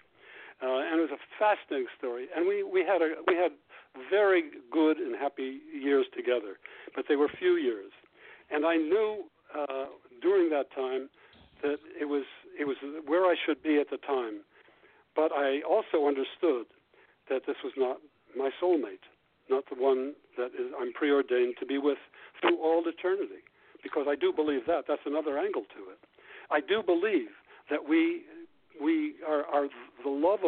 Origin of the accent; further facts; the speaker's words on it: Ohio, United States; moved away as an adult; I grew up in Ohio and went to Columbia when I went to college